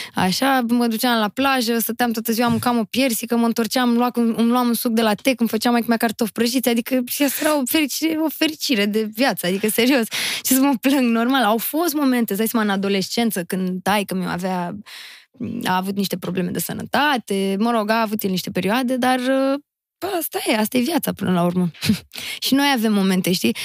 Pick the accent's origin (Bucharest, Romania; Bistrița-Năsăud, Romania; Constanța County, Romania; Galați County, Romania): Constanța County, Romania; Constanța; am fost crescută și născută și crescută în Constanța, în Faleză Nord chiar